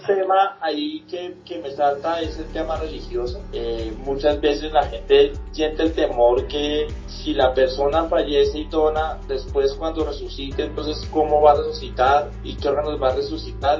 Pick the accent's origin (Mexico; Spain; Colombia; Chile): Colombia